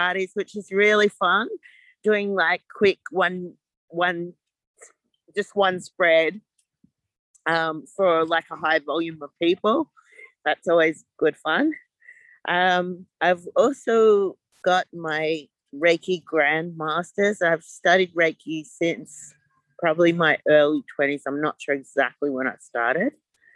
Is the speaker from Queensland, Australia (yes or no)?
yes; Gold Coast, Queensland, Australia; now in Melbourne, Australia; I'm currently living in Melbourne, Australia, but I grew up on the Gold Coast.